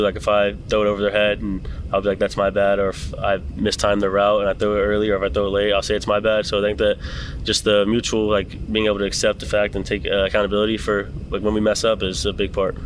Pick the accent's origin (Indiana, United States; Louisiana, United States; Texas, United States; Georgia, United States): Georgia, United States; Canton; now in Nashville, United States; I'm from Georgia, Canton, Georgia.